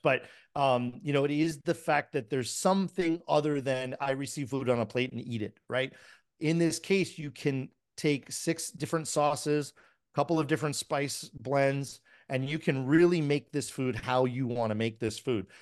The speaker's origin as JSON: {"language": "English", "town": "Miami", "region": "Florida", "country": "United States", "tie": "born or raised there", "said": "I grew up in the seventies and early eighties. So, you know, and I'm from Miami"}